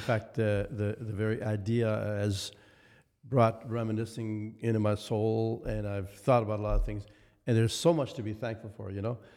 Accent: near Winnipeg, Manitoba, Canada; born or raised there

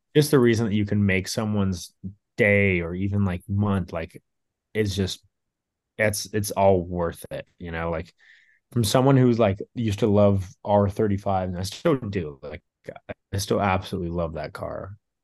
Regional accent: Orange County, California, United States; growing up in Orange County

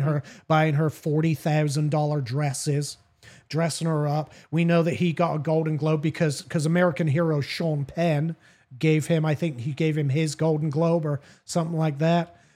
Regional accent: United Kingdom; me as a British guy.

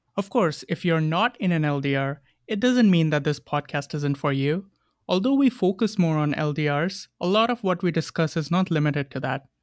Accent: India; moved away as an adult; also born or lived in New York / Boston; now in Montreal, Canada; I am from India. I grew up there and I left five years ago to pursue my master's.

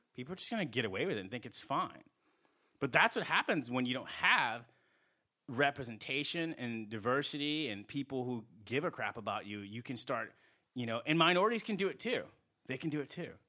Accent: New England, United States; moved away; also born or lived in Southeast United States; I grew up in New England

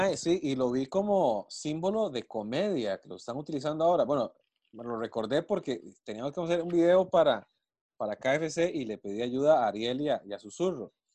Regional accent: Costa Rica

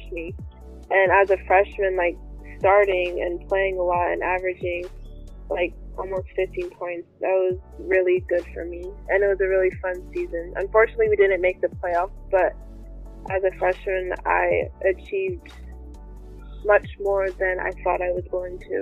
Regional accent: Sacramento, California, United States; I'm from Sacramento, California

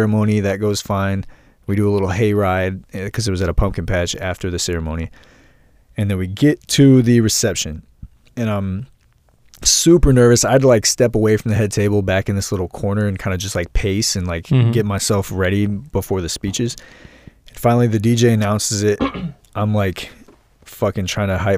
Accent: St. Louis, Missouri, United States; I'm from St. Louis and we're known for our really high crime rate

